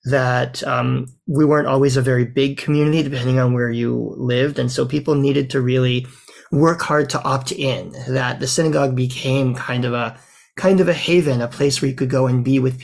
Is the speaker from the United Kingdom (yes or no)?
no; Louisiana, United States; also born or lived in Mississippi / Alabama; now in Canada; I grew up, as I think you know, in Louisiana, among other places. I also lived in Mississippi. I was born in Alabama